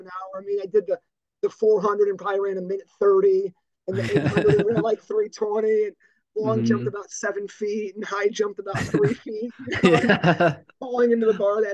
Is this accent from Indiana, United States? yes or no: yes; Dyer, Indiana, United States; So I grew up in Dyer on the north side of the Lake Central kind of boundary lines, and went to a small parochial Lutheran grade school in Munster